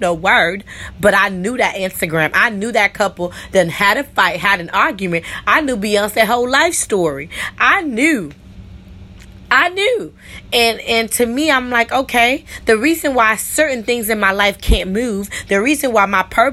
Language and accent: English; New York, United States; I'm, you know, originally from New York, but my parents are Islanders